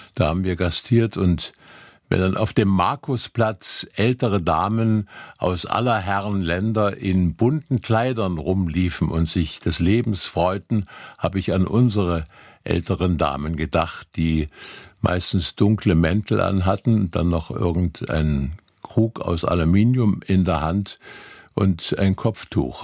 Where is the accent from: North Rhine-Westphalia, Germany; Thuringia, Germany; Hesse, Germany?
Thuringia, Germany; Gera district; now in Dresden, Germany; des Bezirks Gera, wo ich groß geworden bin